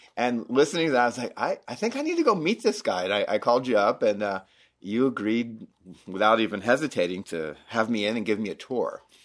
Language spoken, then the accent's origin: English; Florida, United States; moved away as an adult; also born or lived in Denver, Colorado; now in Utah, United States; I grew up in Florida, um, went to school in Florida